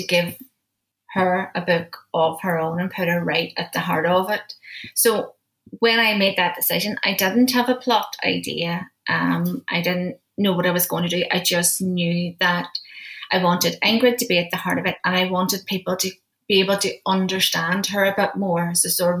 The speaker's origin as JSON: {"language": "English", "town": "Derry", "region": "Northern Ireland", "country": "United Kingdom", "tie": "born or raised there", "said": "my hometown, my home city of Derry"}